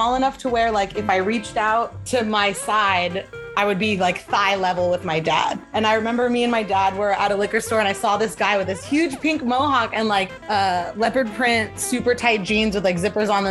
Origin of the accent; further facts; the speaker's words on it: Los Angeles, California, United States; I grew up in Sherman Oaks, which is in the valley, and it's maybe like 10 minutes north of Hollywood on the freeway